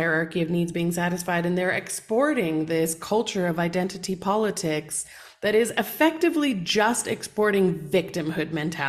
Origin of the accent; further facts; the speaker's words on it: United States; moved away; have lived in developing countries for a very long time, as someone who was born and raised in America